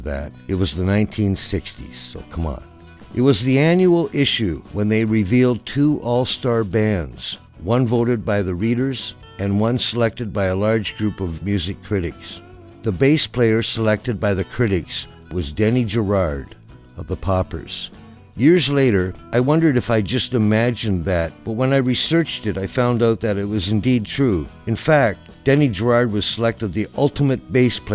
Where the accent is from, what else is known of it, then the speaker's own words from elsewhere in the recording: Peterborough, Ontario, Canada; my hometown of Peterborough